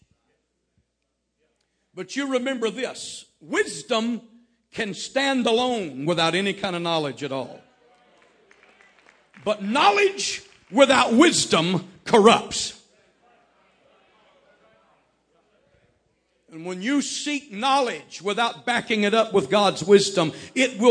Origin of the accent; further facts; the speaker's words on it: Texas, United States; I was raised in Texas